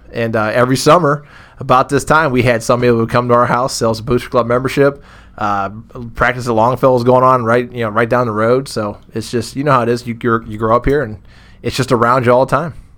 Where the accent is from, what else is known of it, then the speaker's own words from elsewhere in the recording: Massillon, Ohio, United States; I grew up on the East Side